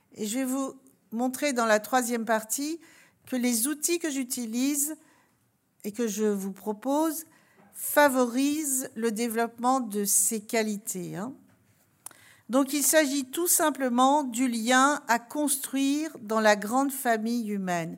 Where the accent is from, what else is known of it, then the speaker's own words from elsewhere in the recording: Alsace, Grand Est, France; je viens d'Alsace